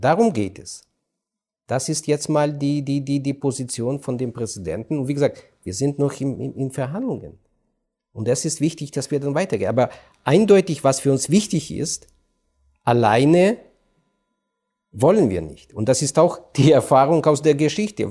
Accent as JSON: {"language": "German", "country": "Ukraine", "second_language": "German", "said": "ich als Ukrainer"}